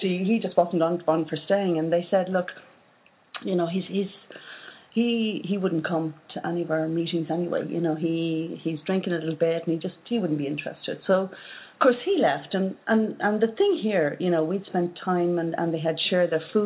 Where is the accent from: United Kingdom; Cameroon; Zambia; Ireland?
Ireland; from Ireland